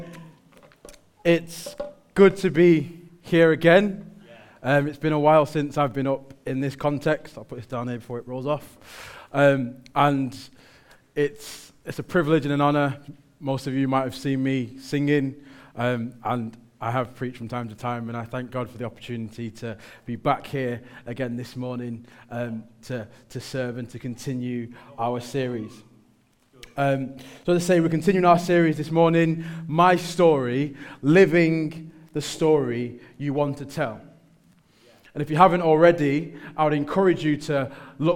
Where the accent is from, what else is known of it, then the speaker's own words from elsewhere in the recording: Manchester, North West England, United Kingdom; I'm from Manchester.